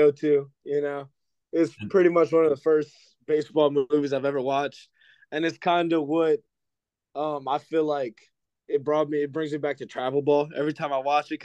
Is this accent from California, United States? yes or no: no; New Orleans, Louisiana, United States; I'm from New Orleans. I'm from the 504.